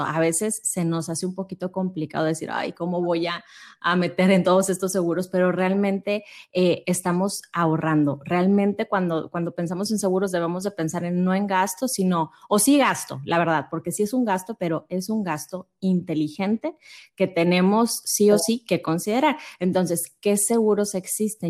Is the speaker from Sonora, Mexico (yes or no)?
no; Monterrey, Nuevo León, Mexico; yo soy de acá de Monterrey